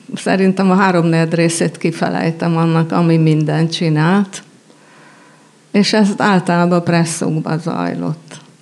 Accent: Budapest, Hungary; végig jártuk Budapest majd minden kerületét, és az általános iskolát négy, négy iskolába jártam

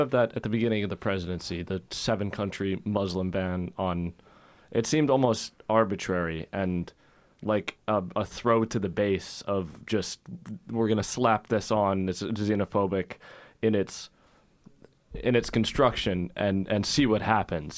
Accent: United States; as an American

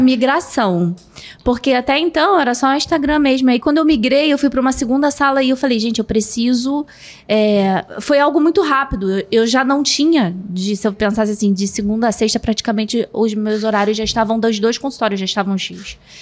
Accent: Rio de Janeiro, Brazil; Eu sou do Rio

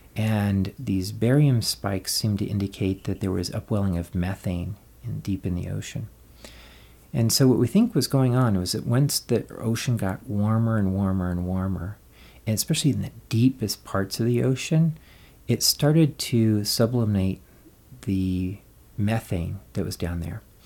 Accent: Colorado, United States; I grew up in Colorado

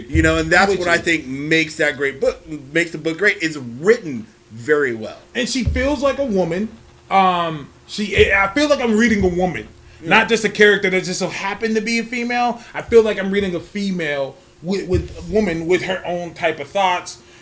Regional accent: Canada; what's the point uh, of you guys other than we're Canadian?

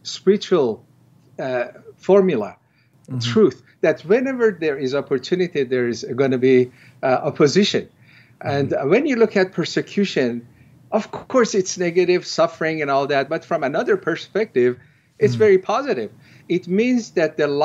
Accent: Iran; moved away as an adult; also born or lived in Tehran; I was born in Iran, and as a Shiite Muslim, I was pretty very devout in my early years

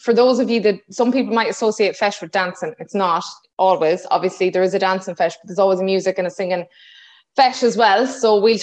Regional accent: County Mayo, Connacht, Ireland; I'm from Mayo

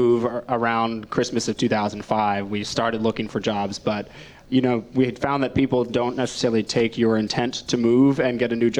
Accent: Northern Virginia, United States; moved away as an adult; also born or lived in New York; now in Richmond, United States; I grew up in Northern Virginia, just outside of DC.

